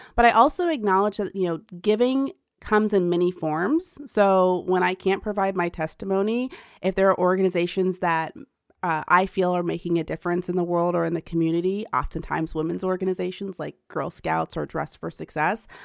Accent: Pickerington, Ohio, United States; also born or lived in Bronx, New York; shortly after we moved to Pickerington, Ohio, when there was literally nothing there but cornfields

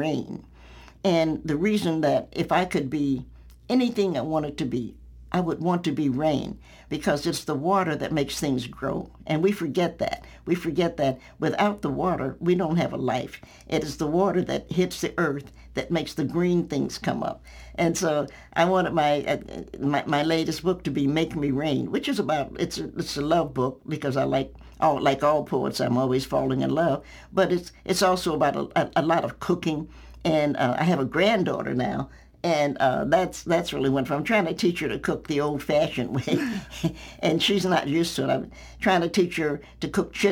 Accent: Knoxville, Tennessee, United States; moved away as an adult; now in Virginia, United States; I'm a Knoxvillian by birth

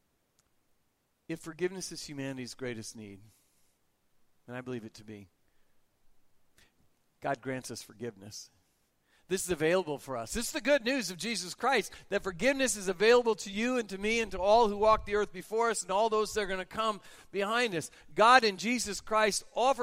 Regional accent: United States; I'm an American.

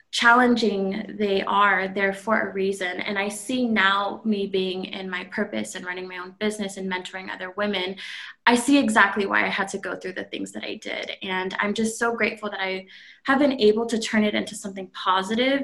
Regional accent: California, United States; moved away as an adult; now in Phoenix, United States; I am originally from California, born and raised, and I just recently moved to Phoenix, Arizona a few months ago.

